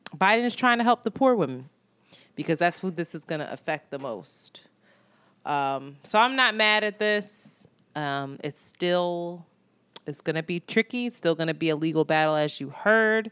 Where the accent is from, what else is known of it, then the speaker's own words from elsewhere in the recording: United States; as an American in this country